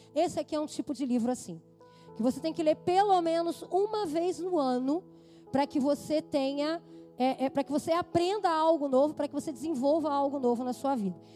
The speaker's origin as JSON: {"language": "Portuguese", "country": "Brazil", "said": "como somos brasileiros"}